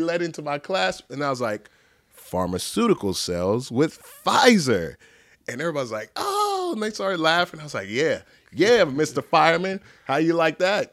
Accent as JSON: {"language": "English", "town": "Dallas", "region": "Texas", "country": "United States", "tie": "born or raised there", "said": "I'm from Dallas, grew up here, grew up in, uh, DeSoto, Oak Cliff, like a tiny speck of Pleasant Grove"}